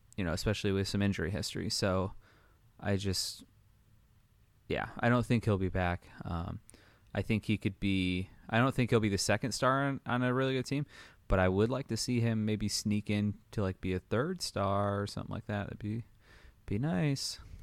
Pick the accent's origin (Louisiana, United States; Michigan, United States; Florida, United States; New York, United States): Michigan, United States; Detroit; I'm from Detroit, so I kinda got spoiled there in the early two thousands